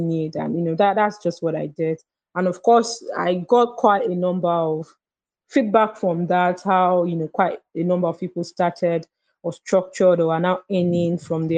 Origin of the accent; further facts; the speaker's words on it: Lagos, Nigeria; I was born in Lagos and, you know, I grew up here.